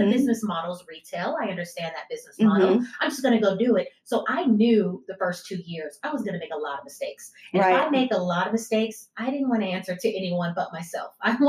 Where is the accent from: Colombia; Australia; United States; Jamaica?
United States; Houston, Texas; also born or lived in Michigan; Born in Michigan, but okay. yes, grew up. I've been here since a child. So I say I'm from Houston.